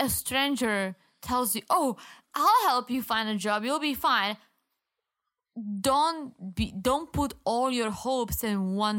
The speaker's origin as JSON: {"language": "English", "country": "Czechia", "tie": "born or raised there", "said": "Yeah, and I grew up in the Czech Republic."}